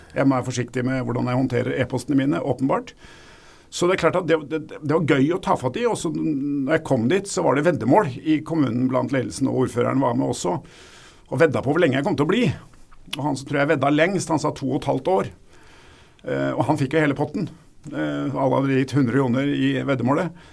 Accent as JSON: {"language": "Norwegian", "region": "Oslo", "country": "Norway", "said": "Jeg kommer fra Oslo"}